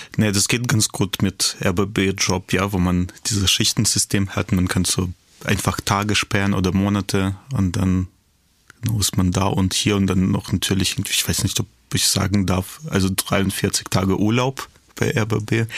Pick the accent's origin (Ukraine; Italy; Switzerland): Ukraine; Kyiv; moved away as an adult; now in Berlin, Germany; in Kiew äh, lebte noch meine Oma irgendwie in der Wohnung, wo ich aufgewachsen bin